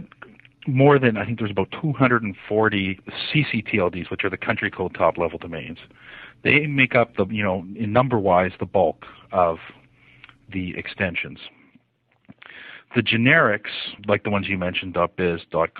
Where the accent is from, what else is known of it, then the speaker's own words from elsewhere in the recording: Canada; I'm Canadian